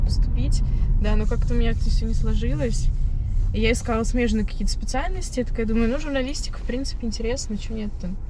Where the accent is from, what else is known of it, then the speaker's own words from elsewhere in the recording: Penza, Penza Oblast, Russia; moved away as an adult; now in Moscow, Russia; я родом из Пензы